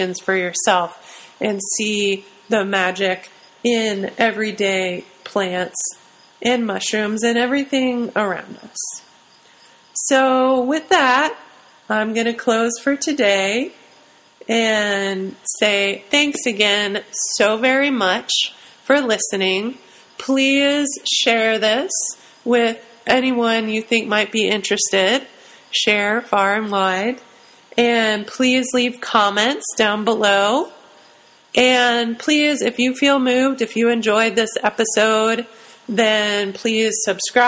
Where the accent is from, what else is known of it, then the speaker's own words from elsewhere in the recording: Ohio, United States; moved away; I'm from Ohio originally